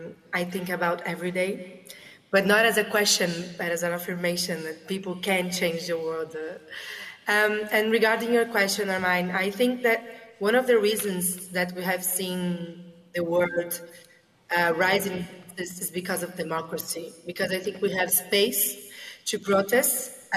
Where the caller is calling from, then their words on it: Brazil; I'm speaking from Brazil. It's 7 a.m. here, so good morning.